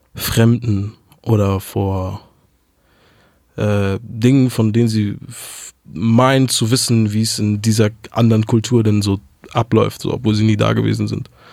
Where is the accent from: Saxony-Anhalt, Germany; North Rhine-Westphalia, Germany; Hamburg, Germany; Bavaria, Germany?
Hamburg, Germany; first language German; ich bin aufgewachsen in Hamburg, geboren 1993